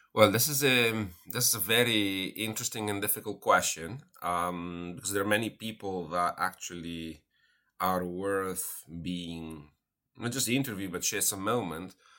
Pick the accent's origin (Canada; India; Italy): Italy; moved away; I'm originally from Italy